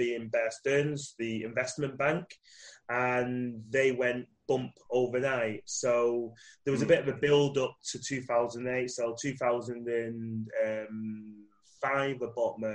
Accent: Manchester, North West England, United Kingdom; I am from Manchester, UK, and I'm currently in Manchester, UK

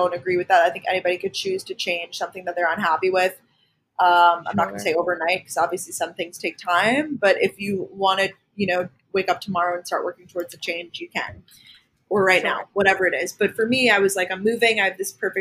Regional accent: Long Island, New York, United States; moved away as an adult; also born or lived in Athens, Georgia / Boston; I'm originally from Long Island, New York

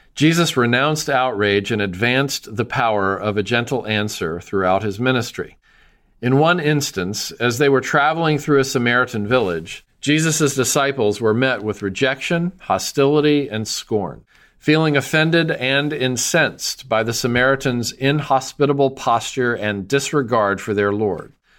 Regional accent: Nashville, Tennessee, United States; my hometown of Nashville

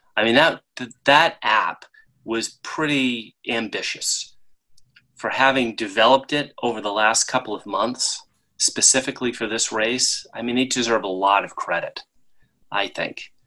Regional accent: Rhode Island, United States; I'm from Rhode Island, the tiniest state in the union

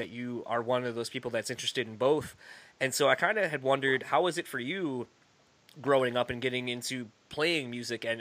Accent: Delaware, United States; I grew up in Delaware

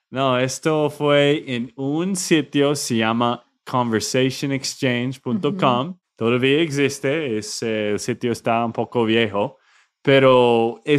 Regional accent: United States; Spanish is a second language; moved away as an adult; also born or lived in Austin, Texas; now in Bucaramanga, Colombia; obviamente soy un gringo, como Nate.

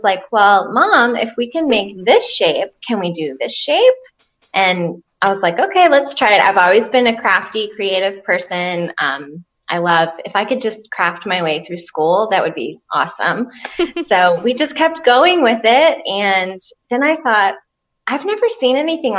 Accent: Jacksonville, Florida, United States; moved away as an adult; now in Tennessee, United States; I'm actually from Jacksonville, Florida, originally, but I've lived in Tennessee since

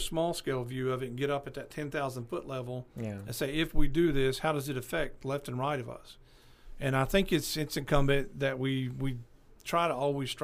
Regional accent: Paris, Arkansas, United States; also born or lived in Bakersfield, California; now in Clarksville, United States; Paris, my hometown over there

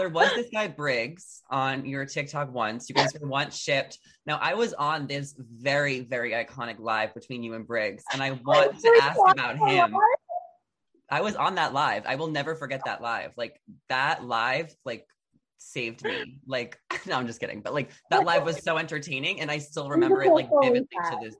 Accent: New York, United States; now in Los Angeles, United States; No, I grew up in New York and I moved to LA about a year and a half ago, and I love LA.

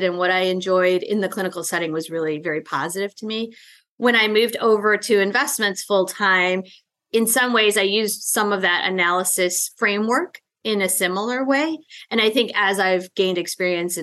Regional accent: Chicago, Illinois, United States; I grew up in the suburbs of Chicago

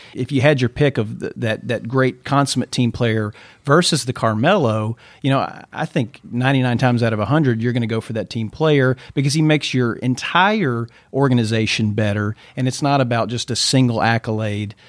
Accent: Mansfield, Louisiana, United States; I grew up, uh, just south of Shreveport, Louisiana, in a little town called Mansfield

